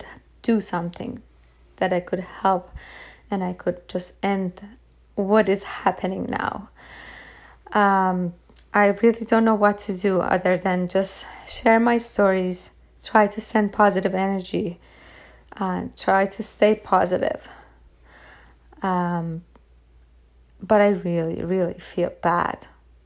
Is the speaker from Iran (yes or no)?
yes; Iran; moved away; I was raised in Iran.